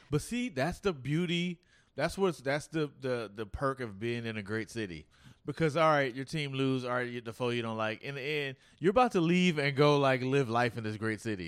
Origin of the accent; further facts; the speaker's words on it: Oakland, California, United States; I'm from Oakland